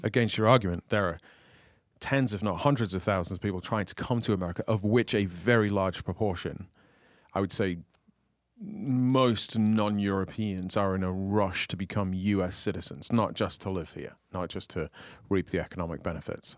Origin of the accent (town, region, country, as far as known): United Kingdom; moved away